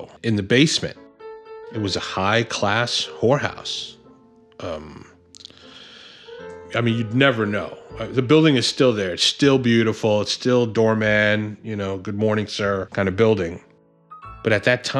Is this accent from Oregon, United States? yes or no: no; New York City, New York, United States; I grew up in the Bronx